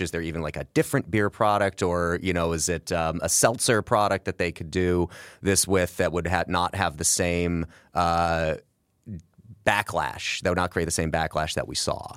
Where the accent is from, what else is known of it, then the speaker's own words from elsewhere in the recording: Midwest, United States; as a Midwesterner